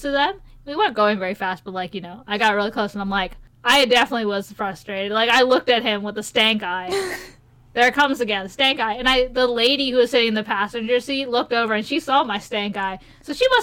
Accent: Maryland, United States; we're from Maryland, where we pump our own gas

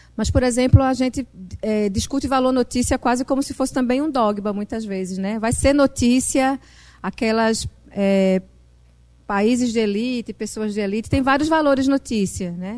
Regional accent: Northeast Brazil, Brazil; accent: Northeastern (Nordeste)

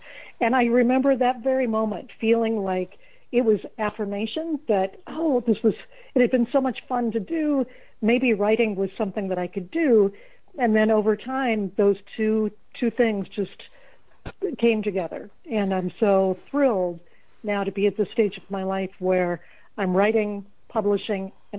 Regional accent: Des Moines, Iowa, United States; growing up in Des Moines, Iowa, one of the most stable, safe places, I think, probably in the world.

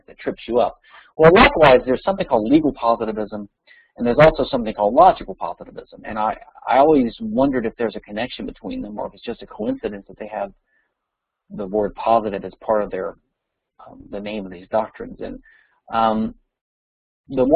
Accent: Louisiana, United States; my home state, Louisiana

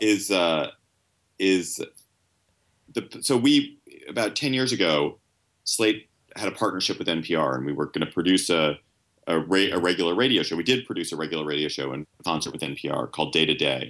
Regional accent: Washington, District of Columbia, United States; I grew up in Washington, and, and after college, came back to Washington

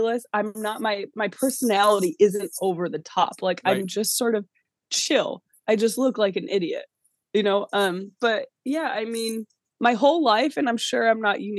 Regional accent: New York, United States; being a New Yorker and being raised that way

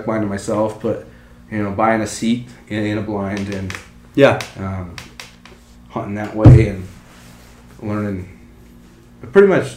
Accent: Colusa County, California, United States; also born or lived in Sacramento, California; growing up in Coosa County

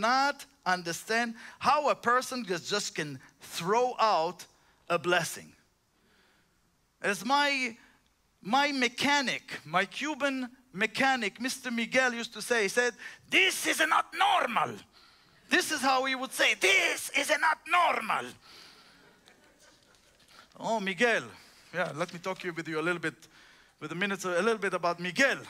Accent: Israel; moved away; I'm just from Israel.

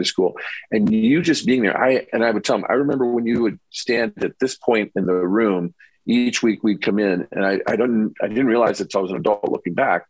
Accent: Mishawaka, Indiana, United States; that church I grew up in Northern Indiana

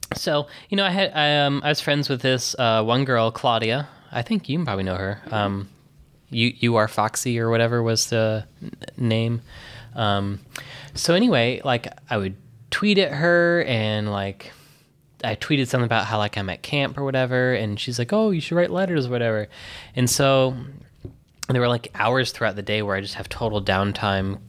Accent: Texas, United States; also born or lived in Michigan; now in New York City, United States; I was born in Texas, blah, blah, blah, and then I went to Michigan

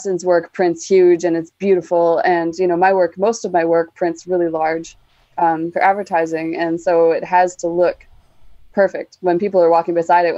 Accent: Canada; born or raised there

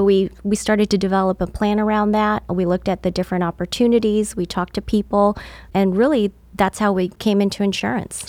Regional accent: California, United States; moved away as an adult; now in Georgia, United States; I'm from California

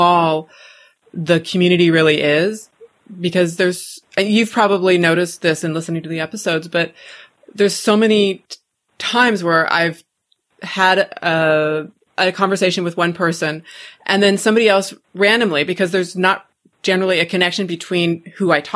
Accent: Pacific Northwest, United States; moved away; I'm originally from the Pacific Northwest.

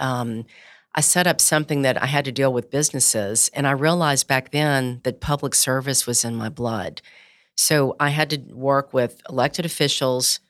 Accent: Baton Rouge, Louisiana, United States; I grew up in Baton Rouge

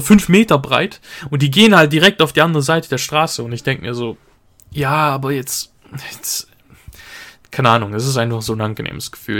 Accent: Switzerland; bei uns sind die Leute eh so ein bisschen verklemmter

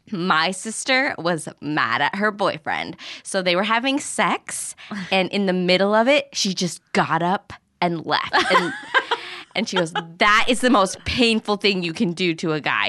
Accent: Arizona, United States; I grew up in Arizona

